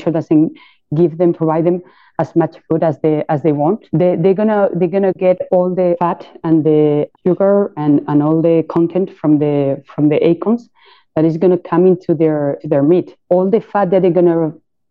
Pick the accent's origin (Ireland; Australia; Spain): Spain; Jabugo, Andalusia; we are from Jabugo and we're very, you know, proud to be from this small town